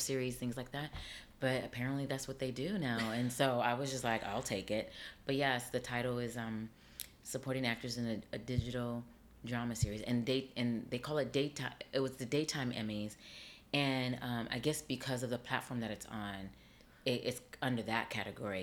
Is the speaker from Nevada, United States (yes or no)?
yes; Las Vegas, Nevada, United States; moved away as an adult; now in New York City, United States; I grew up on the West Coast. I grew up in Las Vegas.